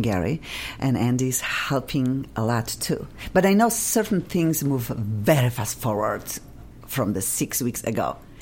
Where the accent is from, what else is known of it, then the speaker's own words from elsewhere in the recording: Poland; English is a second language; now in Los Angeles, United States; I'm from Poland and I will never lose my accent